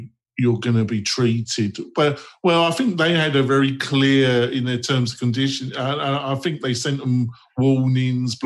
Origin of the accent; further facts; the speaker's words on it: United Kingdom; also born or lived in London; I'm a British Christian socialist to my core